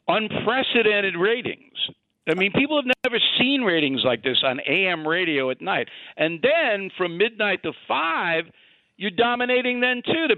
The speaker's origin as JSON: {"language": "English", "town": "Levittown", "region": "New York", "country": "United States", "tie": "born or raised there", "said": "the same kind of economic status that I grew up in Levittown"}